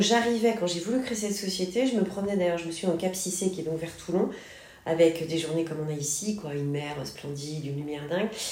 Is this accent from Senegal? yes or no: yes; Senegal; moved away as an adult; also born or lived in Paris, France; now in Marseille, France; j'ai vécu très longtemps, mes 8 ans, 18 ans, au Sénégal, en Afrique